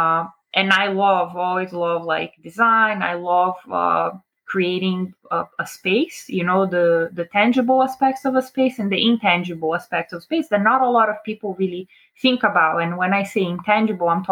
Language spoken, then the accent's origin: English; Brazil; also born or lived in New Jersey, United States; now in Sarasota, United States; I am originally from Brazil, born and raised. I moved to America in 2000, so I've been here for just about 22 years